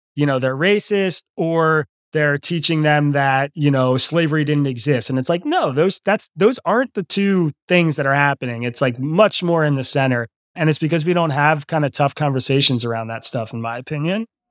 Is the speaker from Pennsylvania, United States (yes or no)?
yes; Lower Bucks County, Pennsylvania, United States; also born or lived in Philadelphia, Pennsylvania; I grew up in Lower Bucks County, which is a bellwether county.